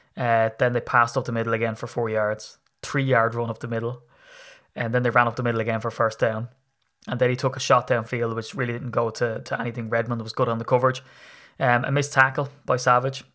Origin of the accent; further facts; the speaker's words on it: Ireland; as an Irishman